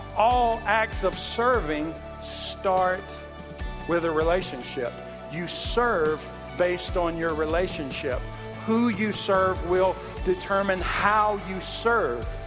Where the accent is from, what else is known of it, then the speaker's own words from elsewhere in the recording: the South, Southern United States, United States; accent: Southern; moved away; I'm Southern, but I've lived here for 10 years, so now I start to hear it. Even my accent annoys me sometimes